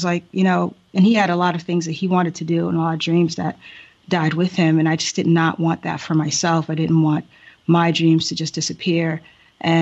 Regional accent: Boston, Massachusetts, United States; moved away as an adult; also born or lived in Haiti / Silver Spring, Maryland; now in Thailand; I grew up in Boston

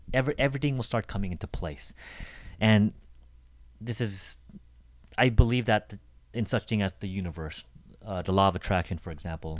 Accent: Seattle, Washington, United States; I come from Seattle

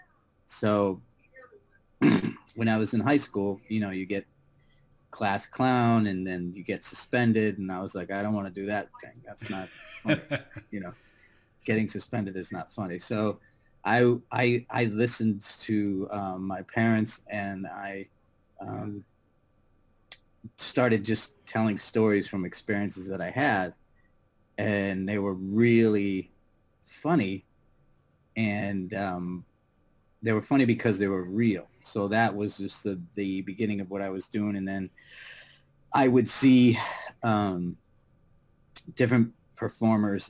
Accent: Connecticut, United States; now in New York City, United States; I grew up in Connecticut, and I'm the youngest of five boys

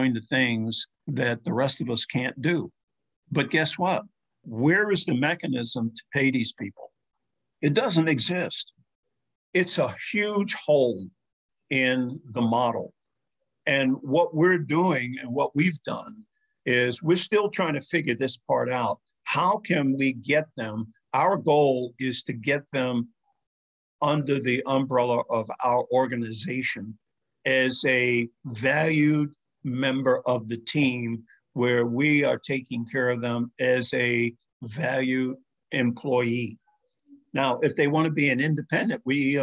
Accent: New York City, New York, United States; the community in which I grew up in Spanish Harlem

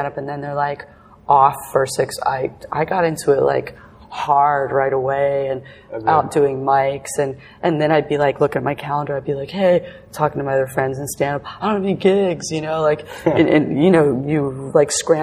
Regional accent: Florida, United States; moved away as an adult; also born or lived in England; now in Los Angeles, United States; I was born in England, and I moved to Florida when I was 9

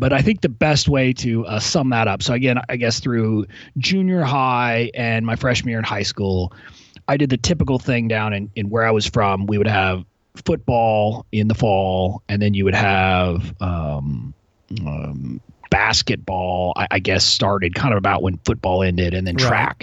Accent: McAllen, Texas, United States; moved away as an adult; also born or lived in Arkansas; now in Washington, D.C., United States; I grew up in a town called McAllen, Texas, which is 5 miles from the Mexican border

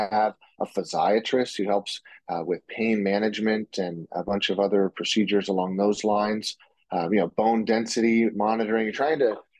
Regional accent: Portland, Oregon, United States; moved away as an adult; now in Seattle, United States; I grew up in the Portland, Oregon area, and now I practice out in Seattle

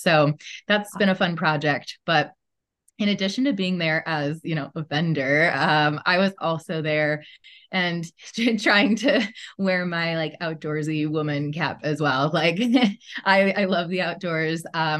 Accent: Midwest, United States; also born or lived in Chicago; I grew up in the Midwest, though, and I lived in Chicago for a decade prior to moving here with my family. So Midwesterner pretty much through and through

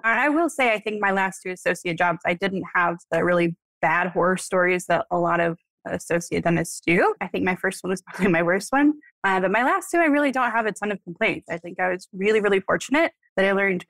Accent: Amarillo, Texas, United States; moved away as an adult; now in San Antonio, United States; I'm from Amarillo

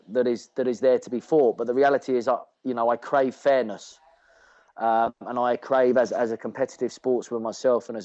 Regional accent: England, United Kingdom; moved away; as an Englishman

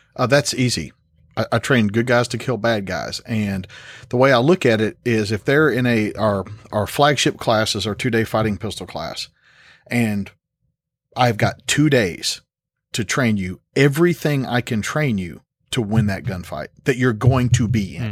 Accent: Tennessee, United States; born and raised in Tennessee

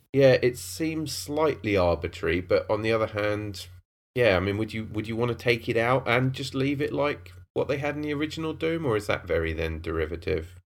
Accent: Cambridge, East of England, United Kingdom; I grew up in Cambridge

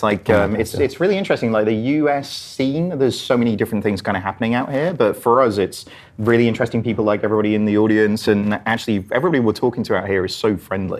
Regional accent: England, United Kingdom; accent: English; my English accent

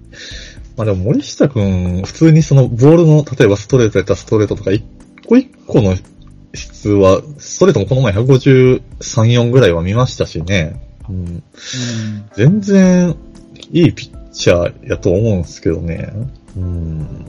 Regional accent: Kansai, Japan; バリバリ関西人

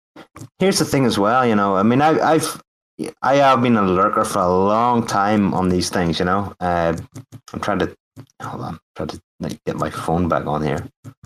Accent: Northern Ireland, United Kingdom; Northern Ireland.

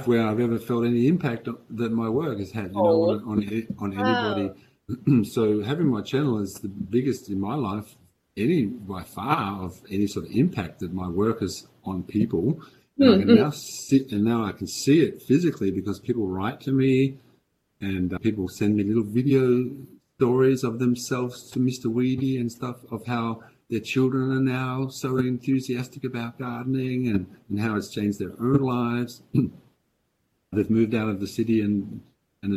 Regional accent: Australia; moved away; also born or lived in Denmark; although I'm Australian, I've been living in Denmark for 30 years.

